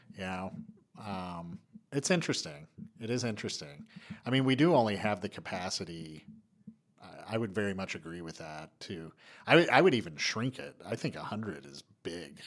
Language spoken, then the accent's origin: English; East Tennessee, United States; moved away; I'm from East Tennessee. It's not a big, big place where I'm from, and I go back, and I'll run into somebody I went to high school